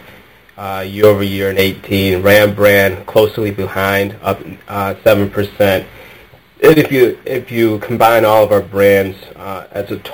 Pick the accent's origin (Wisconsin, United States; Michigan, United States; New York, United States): Michigan, United States; Detroit; I am born and raised in the Metro Detroit area